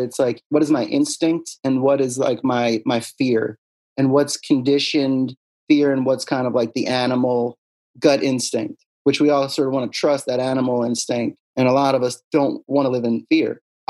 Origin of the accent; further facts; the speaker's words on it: Pennsylvania, United States; I'm from Bucks County, baby.